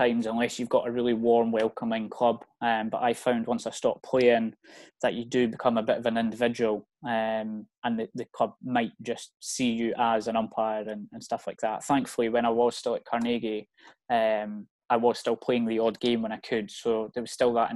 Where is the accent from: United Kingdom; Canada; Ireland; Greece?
United Kingdom; Scotland; also born or lived in Wales; I was born in Wales actually, moved up to Scotland when I was about 5 or 6.